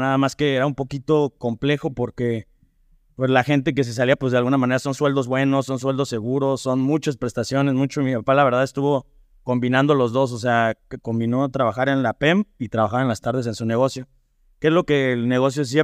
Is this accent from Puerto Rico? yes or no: no; Irapuato, Guanajuato, Mexico; moved away as an adult; also born or lived in Ajusco / New Zealand; now in León, Mexico; yo soy originario de Irapuato, eh, estudié ya la, la primaria en el colegio Pedro Martínez Vázquez